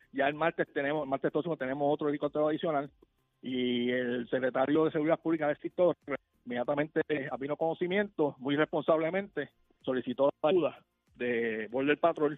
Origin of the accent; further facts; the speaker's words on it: Puerto Rico; Nosotros todos vivimos aquí en Puerto Rico